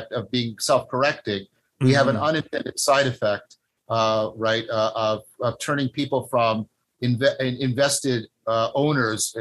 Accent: Canada; I'm a Canadian

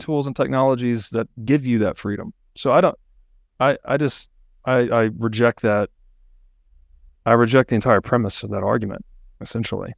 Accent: United States; I'm born in America.

